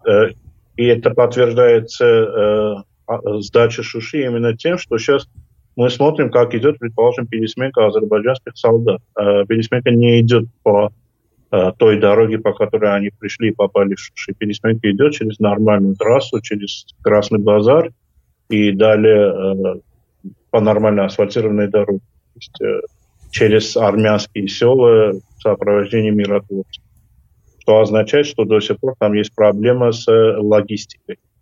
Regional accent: Armenia

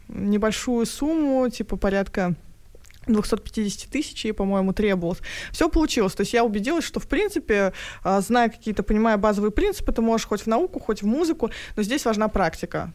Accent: Tatarstan, Russia; Я сама из Татарстана

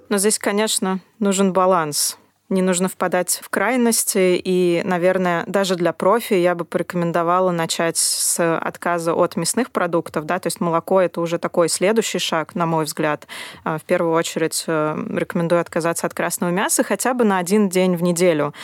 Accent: Russia; особенно в России, где у нас немножко подорвано доверие к раздельному сбору

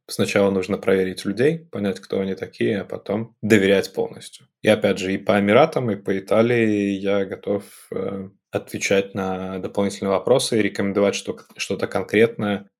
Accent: Belarus; moved away as an adult; also born or lived in United Arab Emirates / Minsk; now in Italy; я белорус

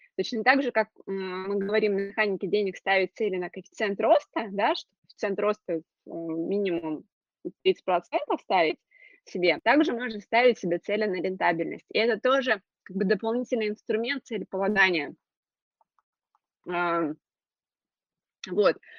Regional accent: Krasnodar Krai, Russia; я из Краснодарского края, у нас достаточно обширно

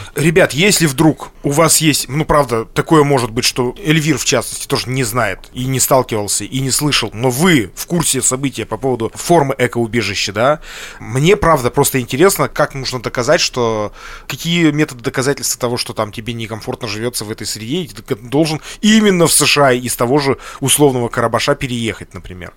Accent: Lesnoy, Sverdlovsk Oblast, Russia; я, кстати, из Лесного

